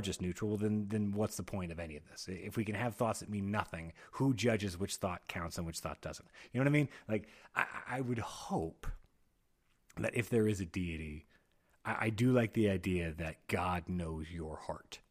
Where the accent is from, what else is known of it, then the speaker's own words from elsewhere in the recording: United States; I'm an American